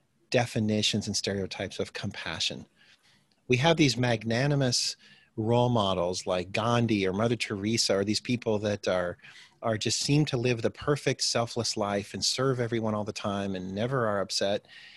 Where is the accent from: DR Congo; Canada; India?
DR Congo; also born or lived in Midwest, United States / Botswana; Well, I'm originally from the Midwest, United States here. My parents were farming families, but they decided to become missionaries in Africa, starting in the early 70s, or late 60s, early 70s. And so I spent my early childhood in Zaire, which is now the Democratic Republic of Congo.